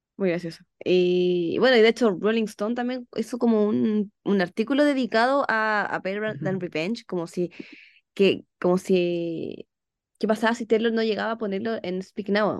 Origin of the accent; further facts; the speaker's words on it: Chile; soy de Chile